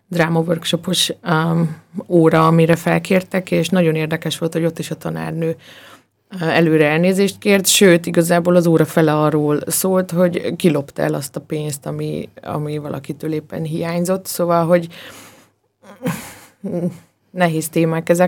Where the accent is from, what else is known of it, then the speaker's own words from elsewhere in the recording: Slovakia; now in Austria; én magam is ugye Szlovákiából származom